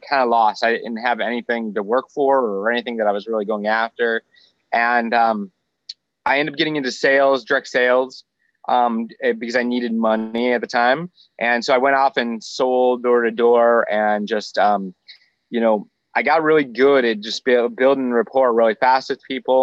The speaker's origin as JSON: {"language": "English", "region": "Michigan", "country": "United States", "also_born_or_lived": "Florida", "moved": "as an adult", "said": "I was originally from Michigan."}